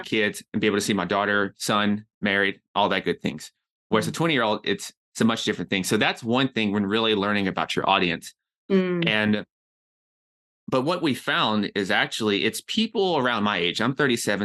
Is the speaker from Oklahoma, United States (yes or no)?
no; Nashville, Tennessee, United States; moved away as an adult; also born or lived in New York City; I'm from Nashville, Tennessee.